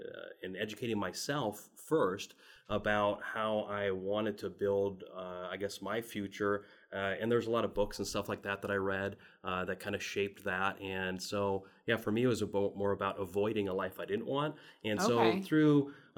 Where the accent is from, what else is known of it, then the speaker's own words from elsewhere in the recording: Midwest, United States; And for me, we grew up in the Midwest, and I'd say a middle-class family, and had a lot of the financial stresses that most middle-class families do.